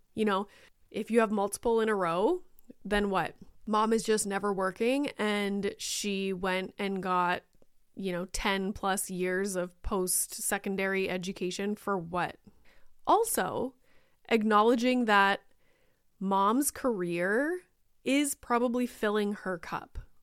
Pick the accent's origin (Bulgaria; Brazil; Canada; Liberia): Canada; I am Canadian